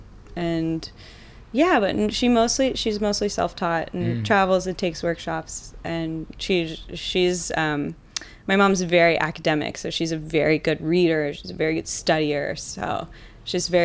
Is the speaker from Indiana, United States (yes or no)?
yes; Avon, Indiana, United States; I grew up in Avon, Indiana, so like near Indianapolis